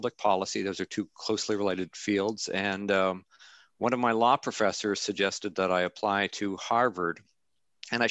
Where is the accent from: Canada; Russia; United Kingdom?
Canada; moved away as an adult; now in Amherst, United States; I'm Canadian. I'm a Canadian citizen